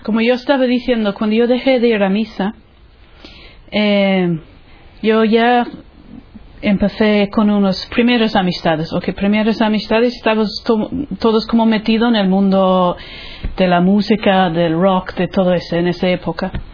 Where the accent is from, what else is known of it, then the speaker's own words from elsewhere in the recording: Ireland; Spanish is a second language; moved away as an adult; now in Spain; soy irlandesa, eh, soy de una familia católica, practicante